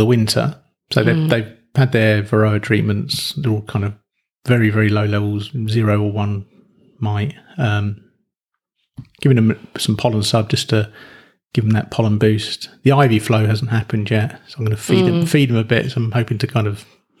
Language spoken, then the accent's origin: English; England, United Kingdom; I'm English